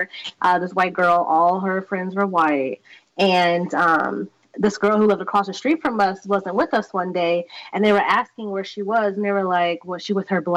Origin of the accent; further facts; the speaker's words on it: Las Vegas, Nevada, United States; I grew up in the Orchards